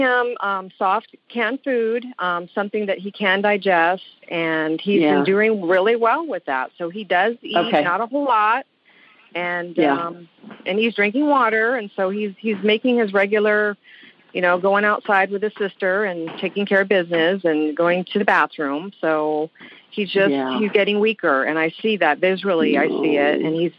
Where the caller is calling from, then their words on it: Honolulu, Hawaii, United States; I'm calling from Honolulu.